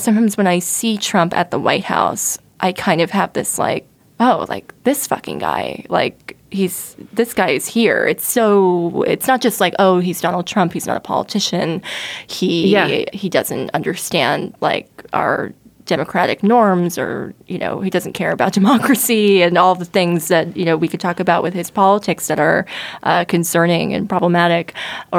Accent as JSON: {"language": "English", "region": "central New Jersey", "country": "United States", "tie": "born or raised there", "said": "I grew up in Jersey"}